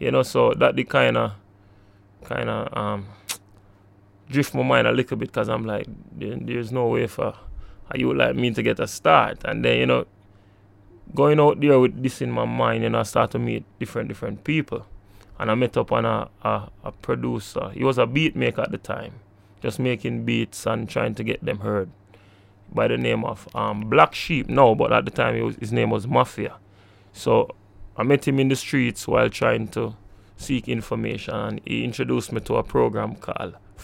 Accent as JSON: {"language": "English", "town": "Kingston", "country": "Jamaica", "tie": "born or raised there", "said": "I was born in Kingston, within this vicinity, close"}